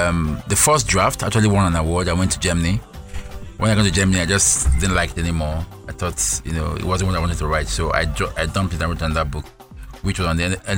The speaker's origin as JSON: {"language": "English", "town": "Bariga", "region": "Lagos", "country": "Nigeria", "tie": "born or raised there", "said": "And I grew up in Bariga"}